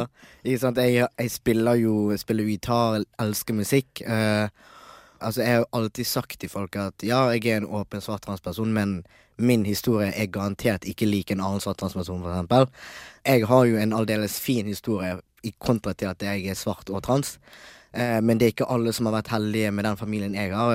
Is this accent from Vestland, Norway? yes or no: yes; Bergen, Vestland, Norway; also born or lived in Tanzania; Jeg vokste opp i Bergen, som sagt, og jeg bodde i Nygårdsgaten